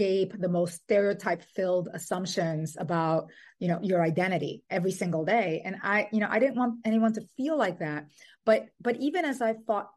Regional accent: Dominican Republic; also born or lived in New York City, United States; now in Brooklyn, United States; I was born in New York City and raised in the Dominican Republic

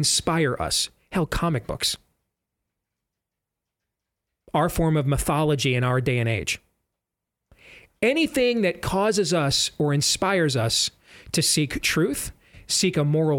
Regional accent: West Michigan, United States; growing up in Christian Reformed West Michigan

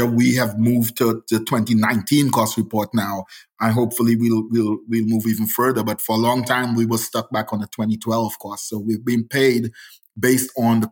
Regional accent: Trinidad & Tobago; moved away as an adult; now in United States; I'm from the South because Trinidad is actually the island furthest south in the Caribbean

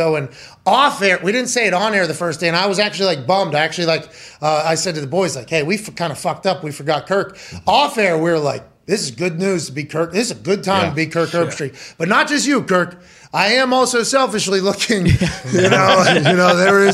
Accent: Pittsburgh, Pennsylvania, United States; moved away as an adult; also born or lived in West Virginia / Indianapolis; I grew up in Pittsburgh, right? Pittsburgh, Pennsylvania is an NFL and NHL town, right?

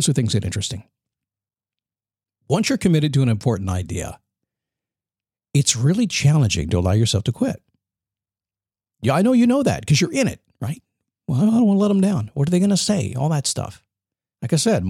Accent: United States; being an American

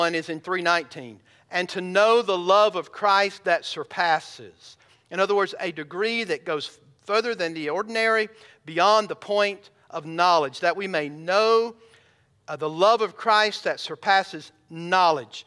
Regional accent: Bowman, Georgia, United States; now in Ozark, United States; When I was a kid growing up in Bowman, Georgia, we only had about 800 people that lived there

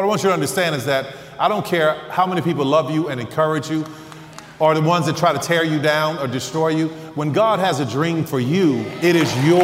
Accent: New Orleans, Louisiana, United States; I'm from New Orleans

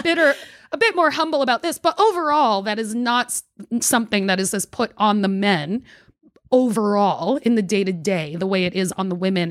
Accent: New York, United States; now in Washington, D.C., United States; So I grew up in New York and I was a Liberty fan

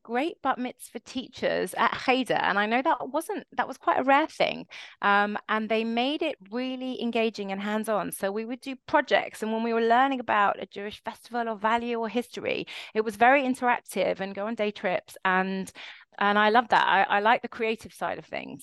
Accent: London, United Kingdom; also born or lived in New York; So I grew up in London, in one of the suburbs in Stanmore

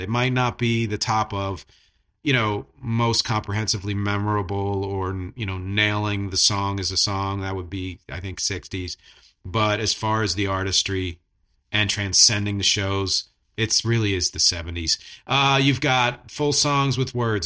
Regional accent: Philadelphia, Pennsylvania, United States; I'm from Philadelphia

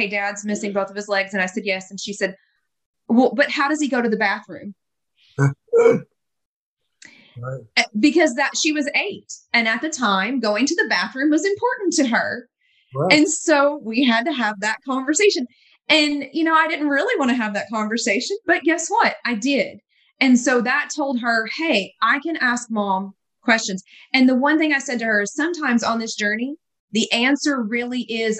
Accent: the South, United States; moved away; I was from the South and I had all the Southern cooking

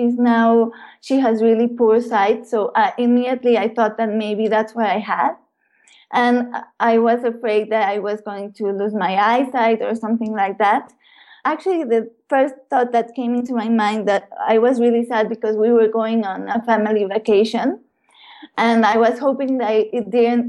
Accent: Puebla, Mexico; I was born in Puebla in Mexico, and I was born into a really loving family

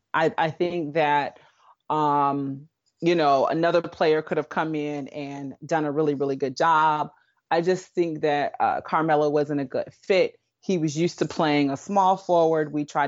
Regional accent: Lawton, Oklahoma, United States; Well, I am originally from Lawton, Oklahoma. So was raised in Oklahoma

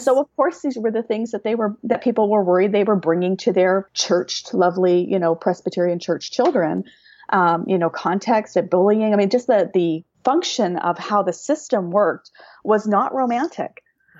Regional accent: Canada; being a Canadian

